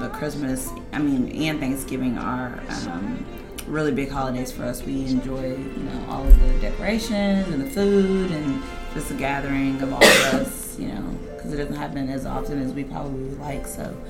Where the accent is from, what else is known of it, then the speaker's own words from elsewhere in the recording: Katy, Texas, United States; I grew up in Katy.